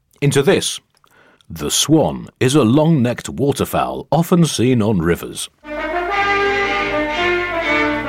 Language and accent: English; United Kingdom; speaking as a Brit